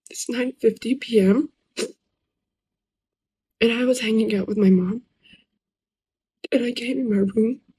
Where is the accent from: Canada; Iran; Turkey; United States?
Iran; accent: Persian; English is a second language; As you can hear my accent, I'm a Persian girl.